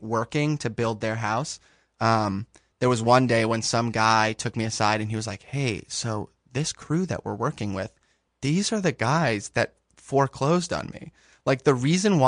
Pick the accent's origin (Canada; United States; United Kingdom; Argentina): United States; Westchester, New York; moved away; also born or lived in Manhattan, New York / San Francisco; I was born in Manhattan, and then I grew up north of the city in Westchester